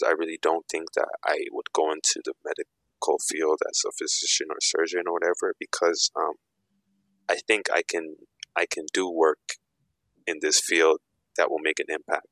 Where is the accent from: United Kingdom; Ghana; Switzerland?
Ghana; I'm also African. I'm Ghanaian.